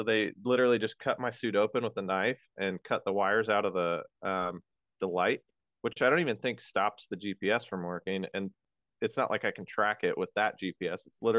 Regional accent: Colorado, United States; moved away as an adult; also born or lived in Las Vegas / Mississippi / California; I'm from Colorado. So I know cold a little bit.

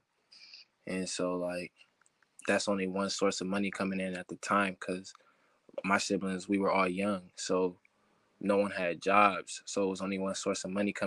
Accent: Ann Arbor, Michigan, United States; my experience growing up in Ann Arbor

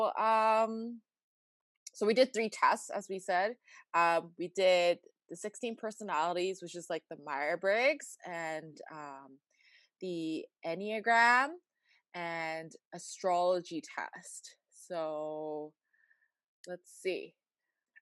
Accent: Vancouver, British Columbia, Canada; I was born and raised in Vancouver, BC, Canada.

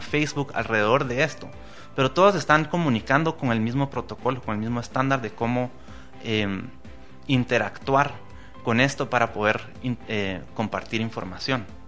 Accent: Guatemala; tenemos la oportunidad hoy como guatemaltecos

